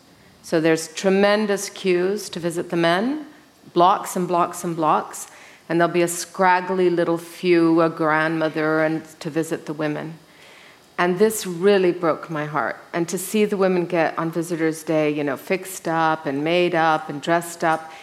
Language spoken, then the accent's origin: English; Mexico; Well, I was raised in Mexico. My parents moved there when I was 6 months old. So I am one of these Mexican women. And so I don't look it. But when I'm in Mexico, I mean, I speak perfect Spanish, I know my way around, I'm from that country.